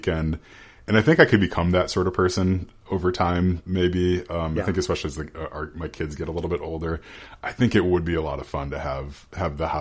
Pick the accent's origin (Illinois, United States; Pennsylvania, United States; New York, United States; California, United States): Illinois, United States; So I grew up in Illinois, right, so suburbia out there